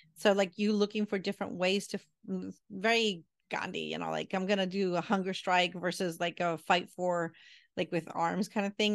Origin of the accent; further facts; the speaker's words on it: Puerto Rico; I'm from Puerto Rican